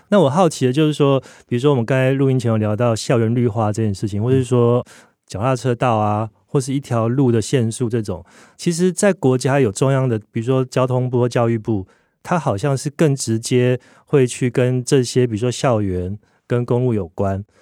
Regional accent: Tainan, Taiwan; moved away as an adult; now in Taipei, Taiwan; 因为我是台南人嘛， 嗯哼。然后我是大学就到台北读书，所以我在台北也生活了二十几年

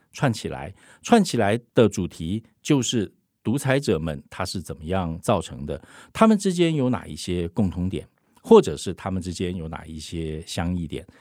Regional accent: Taiwan; 我们台湾人

